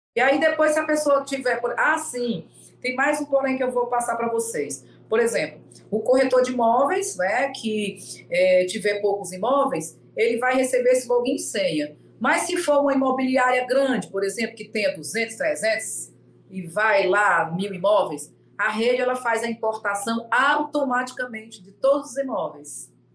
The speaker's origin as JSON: {"language": "Portuguese", "town": "Fortaleza", "region": "Ceará", "country": "Brazil", "said": "eu sou aqui de Fortaleza"}